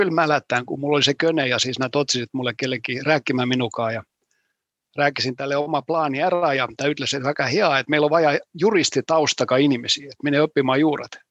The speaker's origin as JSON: {"language": "Finnish", "town": "Helsinki", "region": "Uusimaa", "country": "Finland", "tie": "born or raised there", "said": "Mä olen kasvanut Helsingissä, käynyt heas koolissa Helsingissä, aika samassa puolet, ja puolet omaa ajasta elänyt talus ja tehnyt talutööt."}